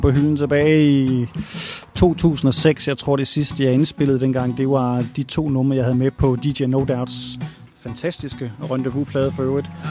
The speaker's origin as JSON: {"language": "Danish", "town": "Randers", "region": "Central Denmark Region", "country": "Denmark", "tie": "born or raised there", "moved": "as an adult", "lives_now": "Thailand", "said": "som gammel Randers-dreng"}